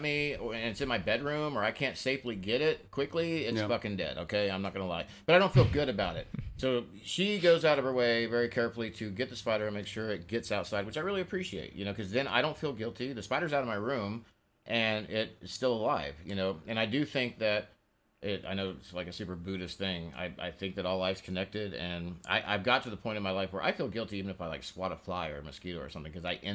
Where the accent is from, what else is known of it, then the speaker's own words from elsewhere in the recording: Oklahoma, United States; now in Washington, United States; I grew up in Oklahoma